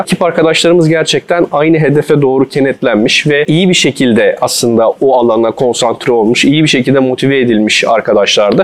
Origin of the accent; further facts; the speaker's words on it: İzmir, Turkey; moved away as an adult; also born or lived in Istanbul; 94 İzmir doğumluyum. Üniversite eğitimine kadar ilkokul, ortaokul, lise eğitimimi İzmir'de aldım.